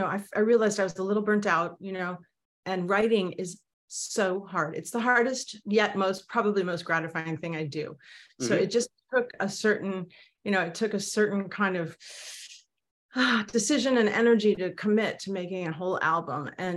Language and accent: English; Manhattan, New York, United States; Well, if you can count living there till I was a year and a half, I grew up in Manhattan. I was born in Manhattan.